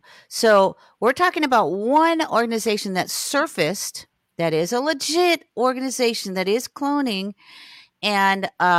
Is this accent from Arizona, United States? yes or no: no; Hollywood, Florida, United States; I was born in Hollywood, Florida, August 11th, 1958, in Hollywood Memorial Hospital.